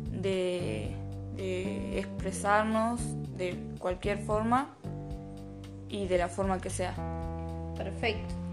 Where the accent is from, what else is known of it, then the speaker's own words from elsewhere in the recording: Buenos Aires, Argentina; also born or lived in Bahía Blanca; Yo nací en Bahía Blanca y cuando era chica me, me mudé a Buenos Aires y acá me crié.